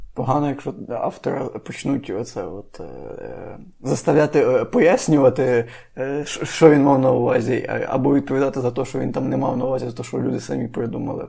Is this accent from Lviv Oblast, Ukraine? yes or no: yes; Lviv Oblast, Ukraine; я з Львівської області